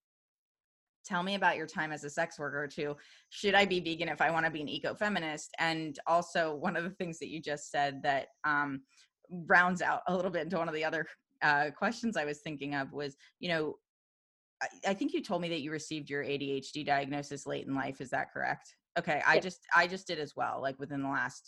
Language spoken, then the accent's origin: English; outside of Philadelphia, Pennsylvania, United States; now in Seattle, United States; I grew up in the Northeast outside of Philly